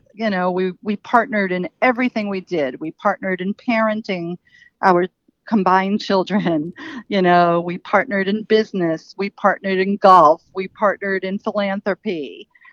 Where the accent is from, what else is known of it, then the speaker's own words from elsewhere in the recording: New York City, New York, United States; I grew up in Queens, New York, um, which is a borough in New York City.